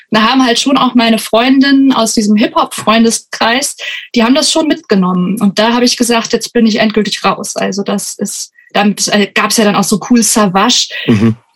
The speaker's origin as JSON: {"language": "German", "country": "Germany", "tie": "born or raised there", "said": "Also ich komme auch nicht direkt aus Frankenberg, sondern noch aus einem Dorf in der Umgebung."}